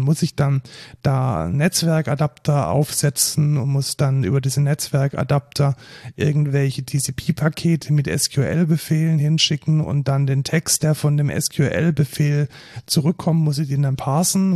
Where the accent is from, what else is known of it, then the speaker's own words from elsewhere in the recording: near Neckarsulm, Baden-Württemberg, Germany; aus Neckarsulm, das ist fast schon in meiner Heimat